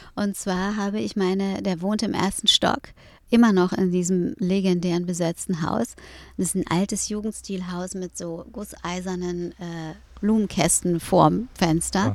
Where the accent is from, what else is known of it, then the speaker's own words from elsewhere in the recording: Hamburg, Germany; aufgewachsen bin ich äh, in Eppendorf.